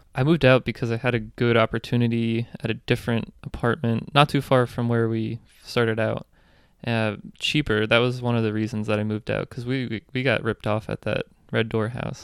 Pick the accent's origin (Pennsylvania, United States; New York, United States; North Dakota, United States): Pennsylvania, United States; Reading; moved away as an adult; also born or lived in Baltimore; I'm from Reading, Pennsylvania